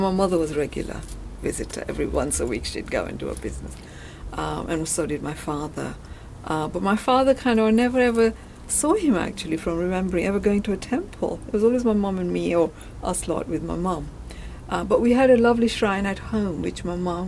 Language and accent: English; Kenya; now in United Kingdom; I grew up in Kenya. I was born in Kenya, and then we came to UK